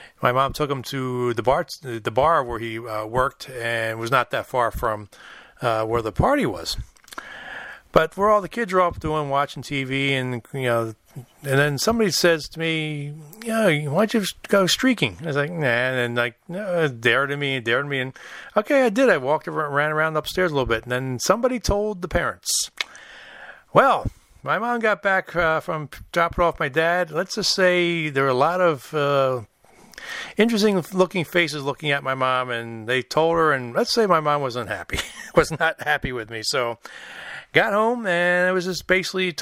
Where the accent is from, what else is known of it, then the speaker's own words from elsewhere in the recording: Philadelphia, Pennsylvania, United States; moved away; growing up in Philadelphia